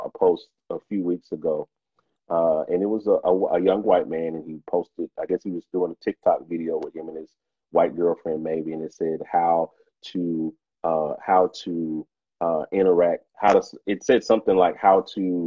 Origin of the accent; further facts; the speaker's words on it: United States; as a Black man growing up in America